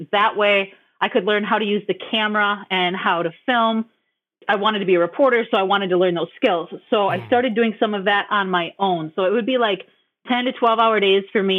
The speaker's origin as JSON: {"language": "English", "town": "Green Bay", "region": "Wisconsin", "country": "United States", "tie": "born or raised there", "also_born_or_lived": "Oconto Falls", "said": "my hometown in Green Bay"}